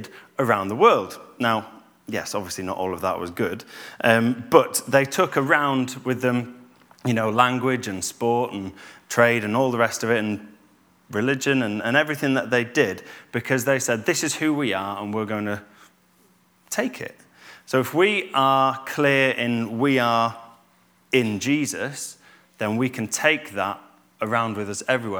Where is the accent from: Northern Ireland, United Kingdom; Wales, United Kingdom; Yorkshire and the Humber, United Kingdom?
Yorkshire and the Humber, United Kingdom; Normanton; moved away; also born or lived in Cheshire; I'm from Normie, I'm from Normanton, I'm not from Altofts, or I'm from Yorkshire